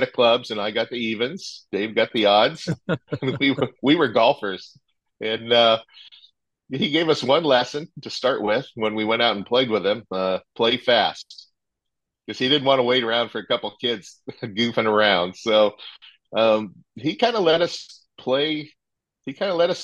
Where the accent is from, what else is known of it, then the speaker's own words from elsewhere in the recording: San Diego, California, United States; I grew up in San Diego